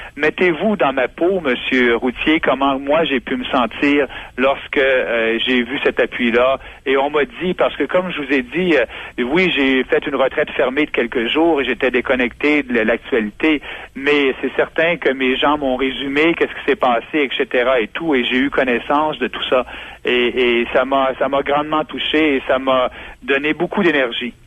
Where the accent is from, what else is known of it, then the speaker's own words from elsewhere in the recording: Beauce, Quebec, Canada; en tant que Beauceron